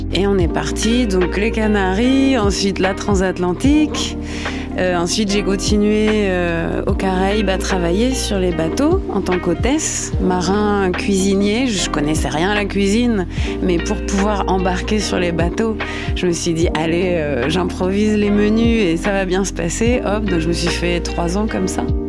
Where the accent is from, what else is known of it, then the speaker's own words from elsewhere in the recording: Normandy, France; moved away; Je suis normande, j'ai 35 ans.